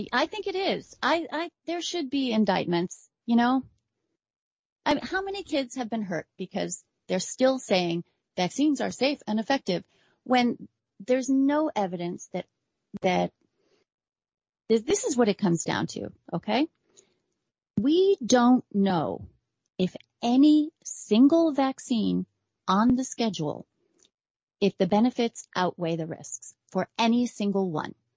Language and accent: English; New York, United States; I'm a New Yorker going way back.